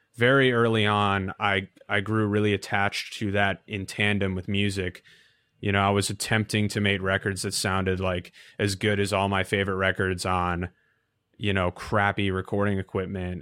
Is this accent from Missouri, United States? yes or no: no; Novi, Michigan, United States; moved away as an adult; now in New York, United States; the mall was a thing growing up. It wasn't really something I thought too much about. But, uh, that's, I guess, the most notable thing about my hometown